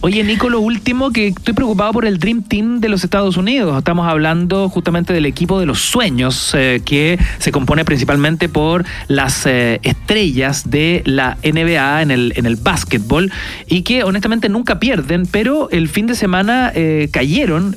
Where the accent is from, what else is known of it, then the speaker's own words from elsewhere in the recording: Chile; aquí somos todos chilenos